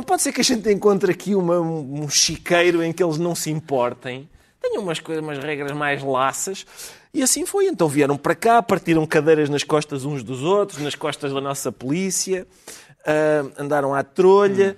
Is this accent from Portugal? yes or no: yes; Portugal; somos portugueses